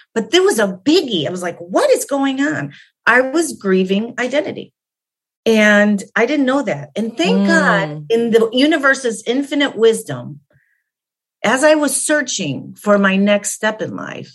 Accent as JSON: {"language": "English", "town": "Chicago", "region": "Illinois", "country": "United States", "tie": "born or raised there", "said": "I'm Polish by nature. That is, I grew up in Chicago"}